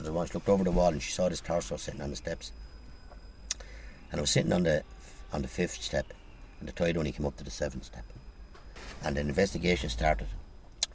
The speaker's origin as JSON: {"language": "English", "town": "Waterford", "region": "Munster", "country": "Ireland", "moved": "yes", "said": "I'm from Waterford"}